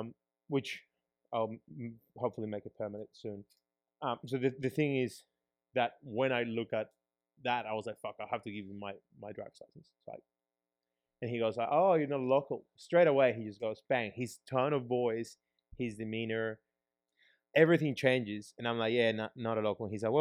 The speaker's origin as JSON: {"language": "English", "country": "Peru", "tie": "born or raised there", "lives_now": "Australia", "said": "as growing up in Peru, talking about like me having to pay that bribe, which is pretty hectic. Like someone stops me. I don't have a Peruvian driver's license, so I have my Australian driver's license because I haven't been to Peru, haven't driven in Peru ever."}